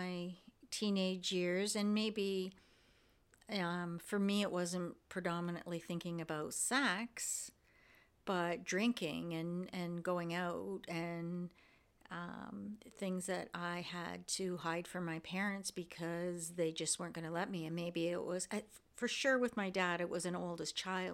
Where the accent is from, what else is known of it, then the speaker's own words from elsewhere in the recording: Windsor, Ontario, Canada; growing up in Windsor